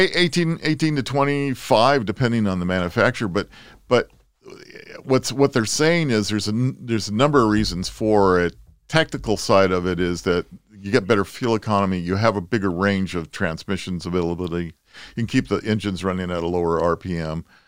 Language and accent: English; Southern California, United States; growing up in Southern California